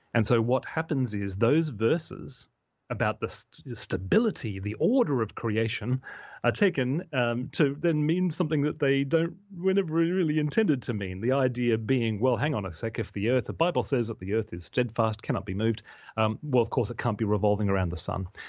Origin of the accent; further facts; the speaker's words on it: Australia; now in United Kingdom; my home country, in Australia